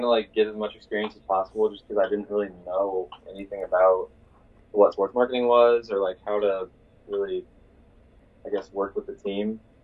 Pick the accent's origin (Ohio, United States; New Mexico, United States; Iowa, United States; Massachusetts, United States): Iowa, United States; Iowa City; I'm from Iowa City originally, and then I decided to go to school here at Iowa.